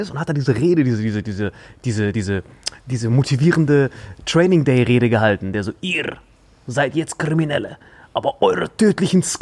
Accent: Saarland, Germany; Saarländer. Oh, Salui, beste die letzten Mann.

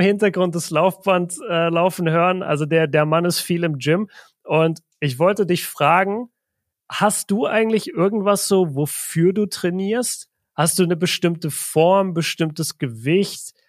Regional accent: Southern Germany, Germany; Ich komme aus Deutschland, ich komme aus Süddeutschland

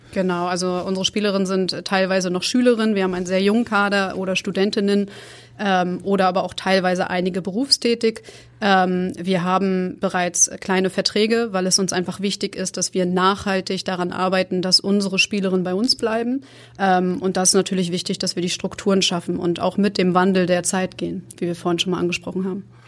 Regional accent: Rostock, Mecklenburg-Vorpommern, Germany; moved away; ich komme ursprünglich aus Rostock, das ist mein Geburtsort.

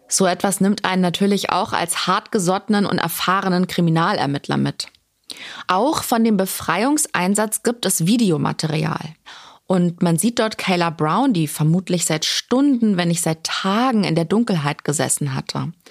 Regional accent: Germany; Bei uns in Deutschland

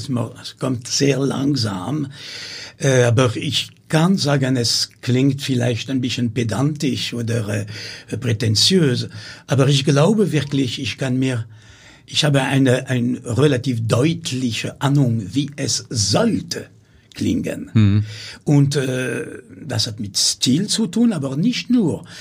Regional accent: Amiens, Hauts-de-France, France; German is a second language; moved away; ich bin in Amiens geboren

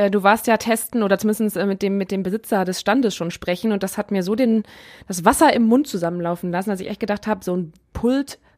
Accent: Neuss, North Rhine-Westphalia, Germany; Ich komme ja aus Neuss, da haben wir ein großes Schützenfest mit Kirmes

